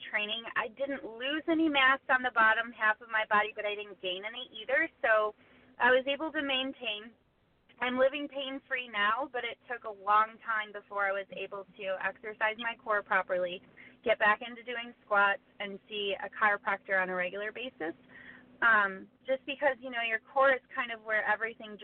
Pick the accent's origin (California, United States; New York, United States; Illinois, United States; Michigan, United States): Michigan, United States; Traverse City; I'm from Traverse City, Michigan, and there's a local gym here